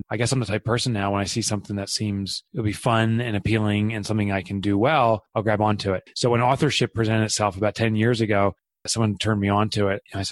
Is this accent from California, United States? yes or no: no; Boonton, New Jersey, United States; I am from Boonton, New Jersey, which most people wouldn't know where that is since we're such a tiny town